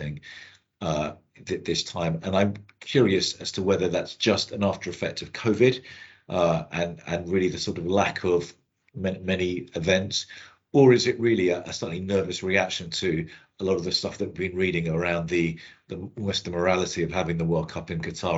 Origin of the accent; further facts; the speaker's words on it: England, United Kingdom; I'm feel English. I was born here